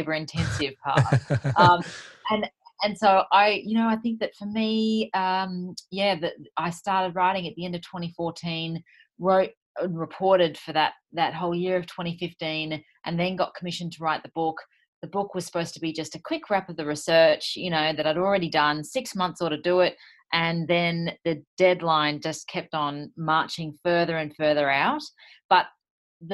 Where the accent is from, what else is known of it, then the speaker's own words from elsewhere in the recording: Sydney, New South Wales, Australia; I'm from Sydney, in this beautiful little house.